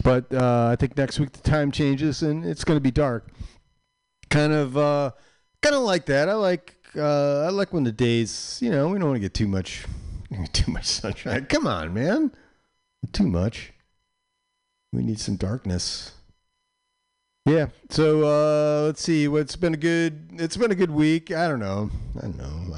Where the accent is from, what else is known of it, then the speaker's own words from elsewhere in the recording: Chicago, Illinois, United States; I grew up in Chicago. I was like outside Chicago, but my grandparents, all my grand folks and my dad lived in Chicago, so I was like in Chicago a lot.